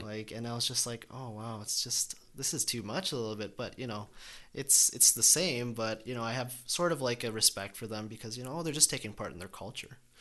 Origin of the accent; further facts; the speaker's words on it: Calgary, Alberta, Canada; Born and raised here